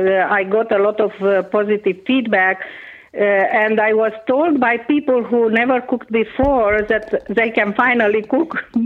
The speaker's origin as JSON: {"language": "English", "country": "Romania", "first_language": "Hungarian", "second_language": "English", "said": "So, and my first language actually is Hungarian. I learned Romanian when I was 5."}